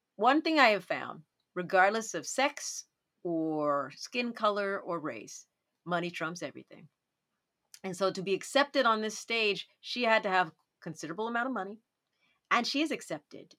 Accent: Dallas, Texas, United States; when I was growing up in Dallas

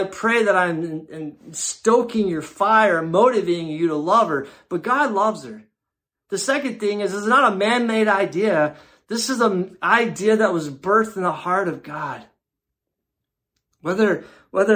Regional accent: Luxembourg; now in Canton, United States; I grew up in Luxembourg in a small little European country.

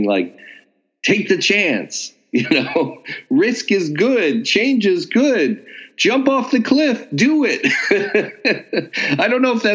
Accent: California, United States; I'm a Californian, so I have that kind of built-in produce worship that a lot of West Coasters have

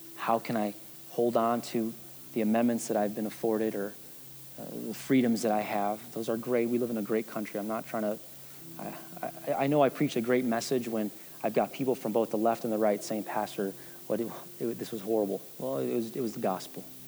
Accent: Chicago, Illinois, United States; now in Wichita, United States; I'm from Chicago, but you have to go miles from where, where I lived. I didn't meet my first uh, Caucasian person

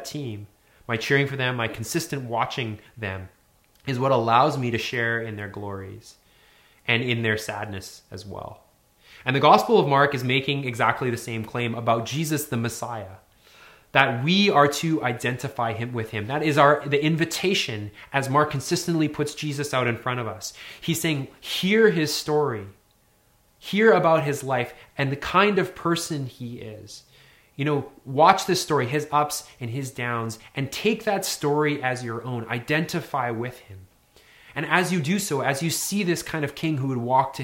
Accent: Northern Alberta, Canada; I grew up in Northern Alberta in the 80s and 90s

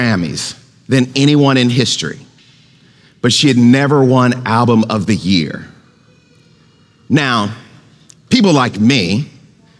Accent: Goshen, Mississippi, United States; the church where I grew up in Goshen, Mississippi

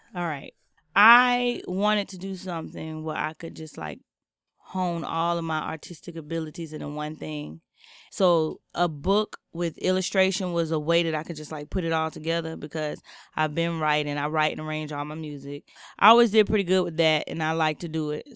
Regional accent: Jacksonville, Florida, United States; moved away as an adult; now in San Francisco, United States; I was born and raised in Jacksonville, Florida

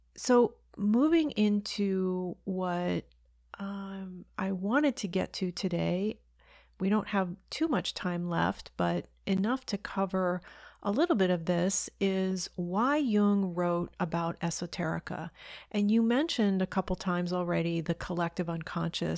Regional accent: United States; being an American who lives in the United States

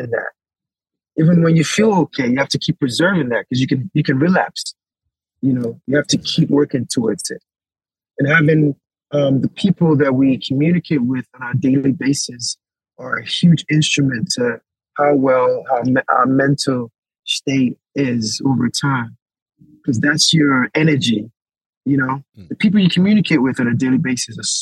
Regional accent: Nigeria; moved away; also born or lived in United States; I was born in Nigeria

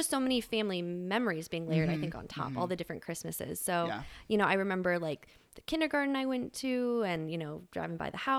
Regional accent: Fairfax, Virginia, United States; So I grew up in Fairfax, Virginia from like early elementary school, all the way through high school. It's the same house my parents have been in for, how many years now?

